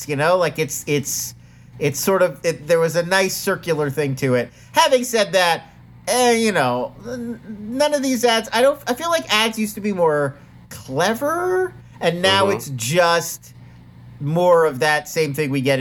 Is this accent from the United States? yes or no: yes; Philadelphia, Pennsylvania, United States; moved away; I literally grew up around the Philadelphia. I say around.